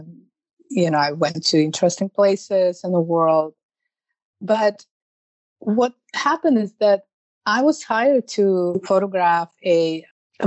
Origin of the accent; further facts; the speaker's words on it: Russia; moved away as an adult; now in New York, United States; I call myself New Yorkers because I lived there for so long. But I'm originally from Russia